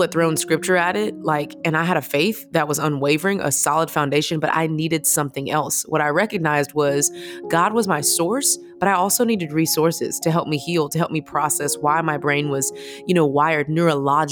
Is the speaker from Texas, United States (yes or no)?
yes; Houston, Texas, United States; I'm originally from Houston, Texas, which kind of is the most important thing about me